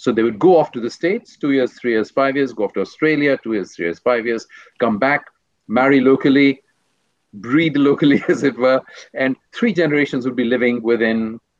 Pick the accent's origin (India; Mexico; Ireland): India; moved away; also born or lived in Switzerland; being Indian, I take a long view of history.